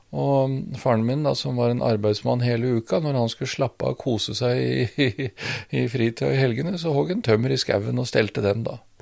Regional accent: Svelvik, Vestfold, Norway; moved away; Jeg vokste opp i Svelvik

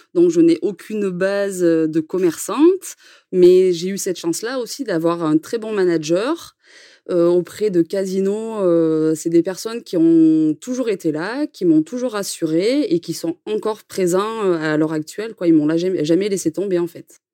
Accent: Cantal, Auvergne-Rhône-Alpes, France; now in Puy-de-Dôme, France; on est originaire du Cantal

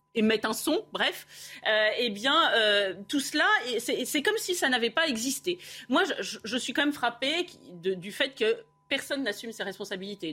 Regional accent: France; en tant que Français

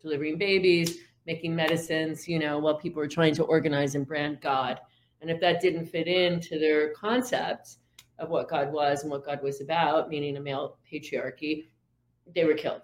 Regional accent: Syracuse, New York, United States; I'm from Syracuse originally

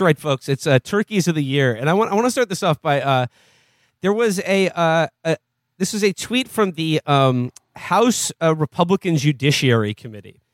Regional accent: United States; me as an American

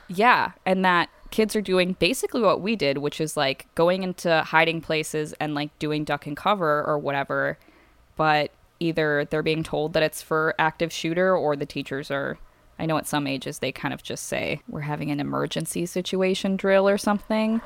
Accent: Midwest, United States; we grew up in the Midwest. We did not grow up in Oklahoma

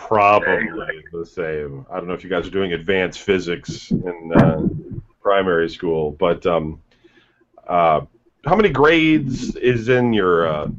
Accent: Ohio, United States; also born or lived in Michigan; when I went to school for the first time in Ohio, because I grew up in Michigan, so around 4th grade

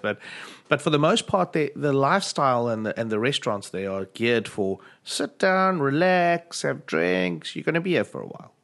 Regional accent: South Africa; speaking as a South African

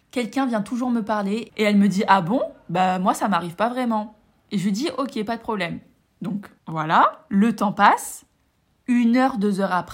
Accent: France; je suis rentrée euh, chez moi, en France, enfin chez mes parents.

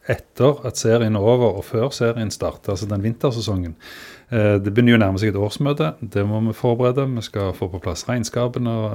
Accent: Sandnes, Rogaland, Norway; now in Stavanger, Norway; min bakgrunn er vel egentlig at jeg er fra Sandnes.

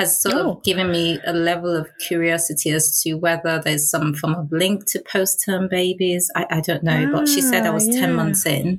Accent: Nigeria; now in London, United Kingdom; I was born in London. My parents took us back to Nigeria. So I grew up there.

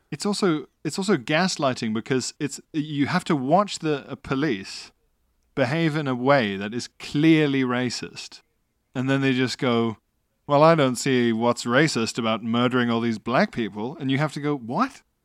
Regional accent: South Africa; as a South African, under apartheid

